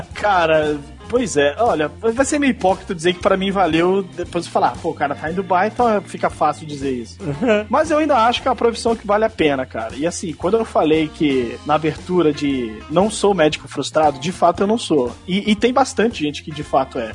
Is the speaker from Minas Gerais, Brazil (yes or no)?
no; Brasília, Federal District, Brazil; moved away; eu sou de Brasília, a terra do concurso público